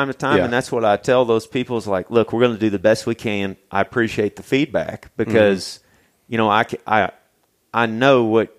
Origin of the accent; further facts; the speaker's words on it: Missouri, United States; I'm a redneck from Missouri, man.